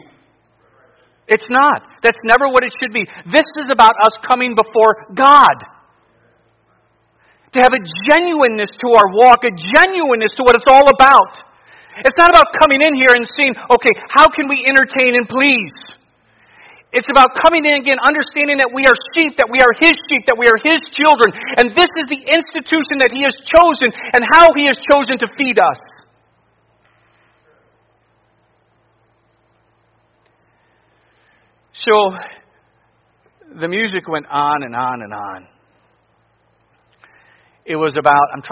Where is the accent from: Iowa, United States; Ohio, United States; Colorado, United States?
Ohio, United States; near Lodi; I was in a church not far from my hometown preaching on a Sunday morning. It was in Lodi, Ohio